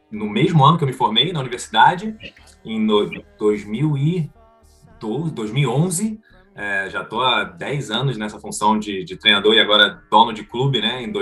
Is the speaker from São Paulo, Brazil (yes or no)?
no; Rio de Janeiro, Brazil; also born or lived in United States; sou carioca, Rio de Janeiro.